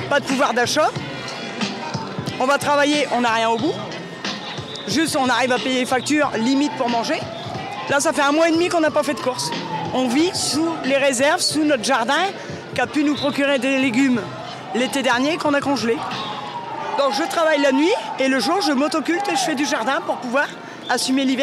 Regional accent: Hauts-de-France, France; Je viens d'à côté de Noyon. Un petit village, un hameau de, euh, à côté de Noyon, qui est relié à Noyon.

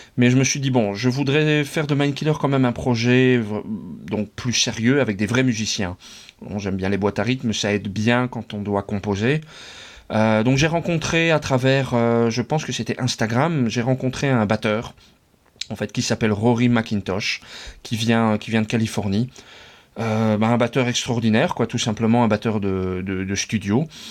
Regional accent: France; moved away as an adult; now in Netherlands; j'ai passé toute mon enfance, mon adolescence et mes études en France

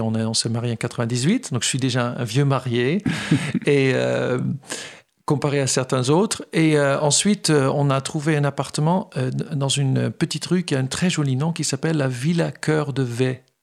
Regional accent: Netherlands; also born or lived in Fontenay-aux-Roses, France; now in France; je suis néerlandais

